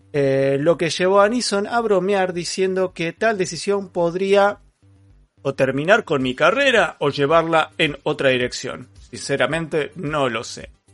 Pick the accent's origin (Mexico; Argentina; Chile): Argentina; also born or lived in Neuquén; soy argentino.